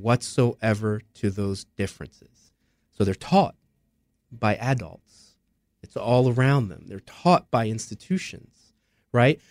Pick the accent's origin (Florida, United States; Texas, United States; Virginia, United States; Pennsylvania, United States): Pennsylvania, United States; Philadelphia; West Philadelphia, my parents' household